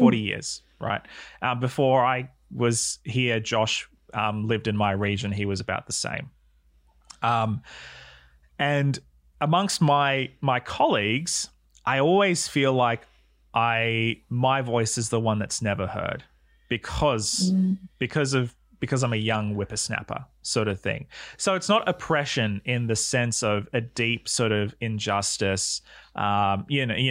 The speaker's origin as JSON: {"language": "English", "country": "Australia", "moved": "yes", "lives_now": "New Zealand", "said": "I'm an Australian living in New Zealand"}